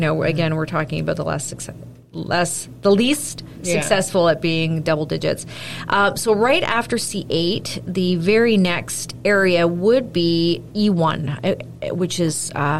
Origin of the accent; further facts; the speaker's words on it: Milton, Ontario, Canada; moved away; I grew up in Milton.